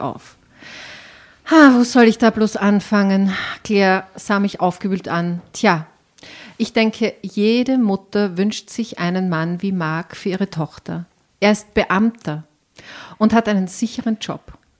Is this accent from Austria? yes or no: yes; Enns Valley near Schladming, Upper Styria, Austria; aus der Obersteiermark, aus dem Enstal in der Nähe von Schladming